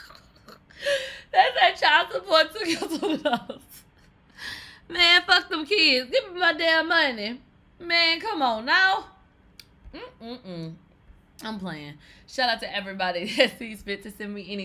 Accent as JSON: {"language": "English", "region": "the South", "country": "United States", "said": "I'm from the South"}